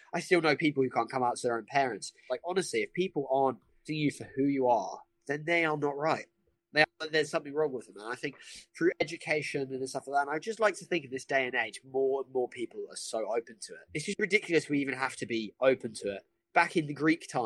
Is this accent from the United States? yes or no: no; Brighton, South East England, United Kingdom; I grew up in Brighton.